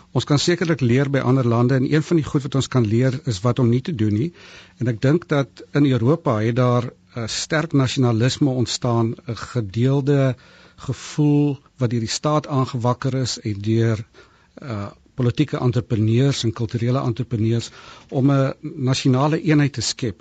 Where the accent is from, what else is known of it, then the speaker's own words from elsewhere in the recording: South Africa; also born or lived in Cape; ons is as Suid-Afrikaners